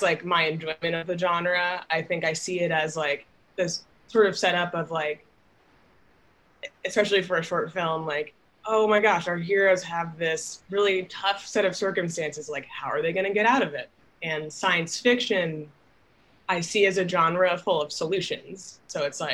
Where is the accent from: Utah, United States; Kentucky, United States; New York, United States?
New York, United States; New York City; I'm from Manhattan, lived there my whole life, like many generations going back